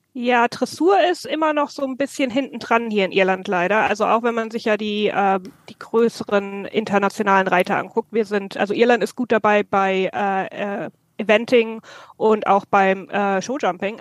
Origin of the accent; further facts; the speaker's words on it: near Frankfurt, Hesse, Germany; moved away as an adult; now in Ireland; ich bin ursprünglich aus Deutschland, ähm, Mitte Deutschland, in der Nähe von Frankfurt bin ich aufgewachsen